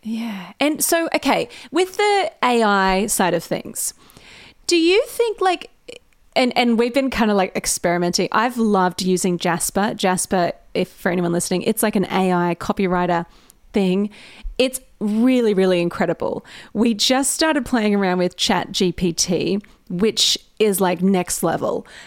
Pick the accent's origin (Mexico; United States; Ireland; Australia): Australia; accent: Australian; I sound so Australian